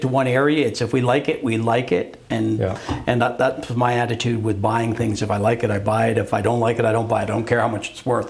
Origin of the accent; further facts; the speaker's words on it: Calgary, Alberta, Canada; also born or lived in Brampton, Ontario / Quebec; when I was eight, we moved to Calgary